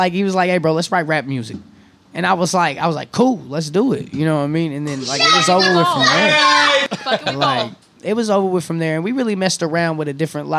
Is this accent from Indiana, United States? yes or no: yes; Indianapolis, Indiana, United States; also born or lived in Shelbyville, Indiana; I grew up in Indianapolis, between Indianapolis and Shelbyville.